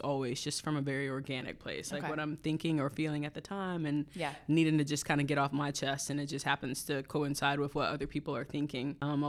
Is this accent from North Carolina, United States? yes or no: yes; North Carolina, United States; Well, so I'm from North Carolina originally, and when I was in college, I went to Appalachian State University for music education.